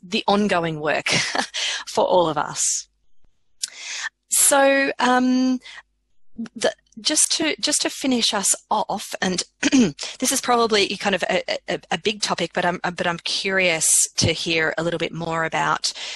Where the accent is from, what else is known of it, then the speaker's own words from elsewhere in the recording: Australia; I as an Australian